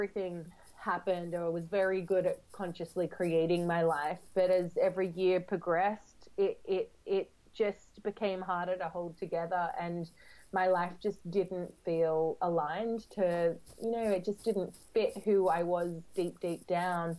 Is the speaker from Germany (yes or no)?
no; Australia; moved away as an adult; now in London, United Kingdom; I grew up in Australia